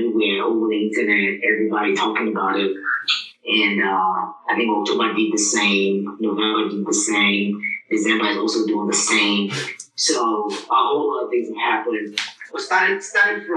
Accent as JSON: {"language": "English", "country": "Nigeria", "moved": "yes", "lives_now": "United States", "said": "my origin is Nigeria. I'm proud to be Nigerian."}